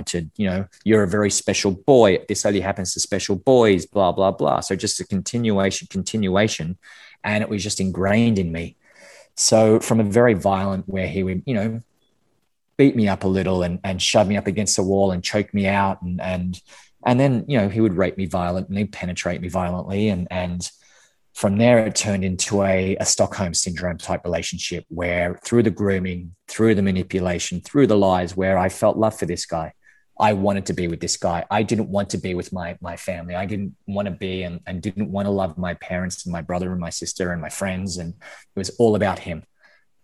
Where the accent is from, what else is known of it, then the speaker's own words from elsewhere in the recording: Canberra, Australian Capital Territory, Australia; I'm Australian, grew up in Canberra, which is the capital capital